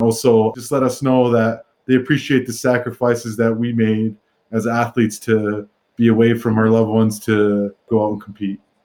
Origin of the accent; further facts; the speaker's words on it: Vancouver, British Columbia, Canada; now in Calgary, Canada; in Vancouver, in my hometown